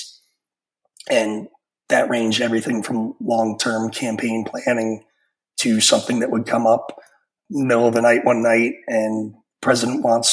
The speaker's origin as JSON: {"language": "English", "region": "New York", "country": "United States", "tie": "born or raised there", "moved": "yes", "said": "I'm a New Yorker from growing up"}